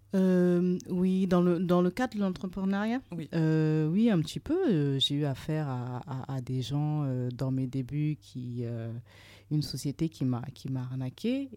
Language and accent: French; Burkina Faso; also born or lived in Trouville, Normandy, France; now in France; Je suis originaire du Burkina Faso